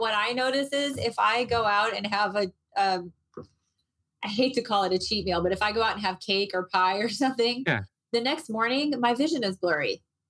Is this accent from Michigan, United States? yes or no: no; Moline, Illinois, United States; also born or lived in Berkeley / Chicago; now in Arizona, United States; I moved to Arizona. I grew up in the Midwest. I grew up in Moline, Illinois, and I felt just like everybody else feels there about mid-February.